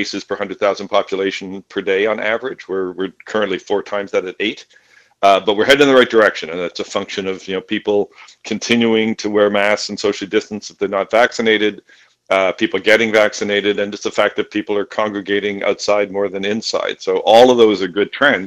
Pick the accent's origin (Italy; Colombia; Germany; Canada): Canada; now in United States; my home country of Canada